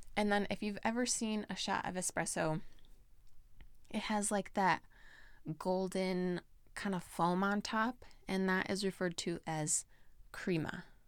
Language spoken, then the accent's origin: English; United States; I grew up in America